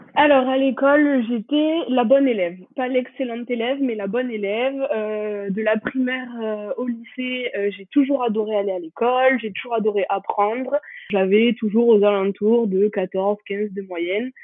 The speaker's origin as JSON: {"language": "French", "country": "France", "tie": "born or raised there", "also_born_or_lived": "Toulouse", "moved": "as an adult", "lives_now": "Bangor, United Kingdom", "said": "j'ai grandi dans les Pyrénées"}